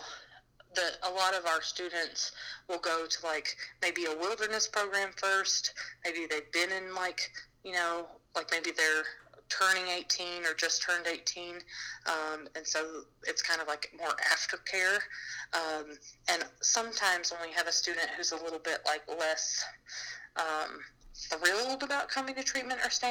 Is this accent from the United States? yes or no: yes; Alabama, United States; I'm from Alabama.